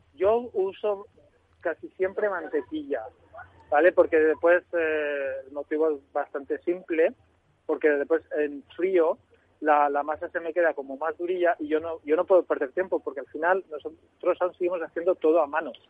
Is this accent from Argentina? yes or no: no; Gandia, Valencian Community, Spain; moved away; abrí uno en Gandía de mi tierra, que soy valenciano, para, acercarme a mi tierra